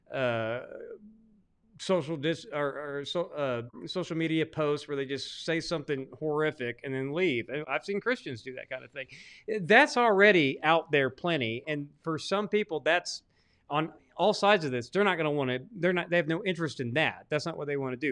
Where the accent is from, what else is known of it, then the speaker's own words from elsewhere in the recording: Arkansas, United States; I'm actually from Arkansas